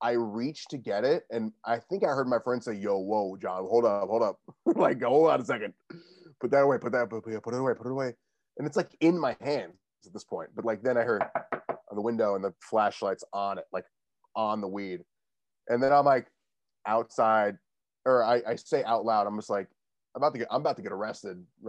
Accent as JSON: {"language": "English", "area": "Westchester", "region": "New York", "country": "United States", "tie": "born or raised there", "said": "I grew up in Westchester. It's where I am right now, like 45-minute train ride away from the city"}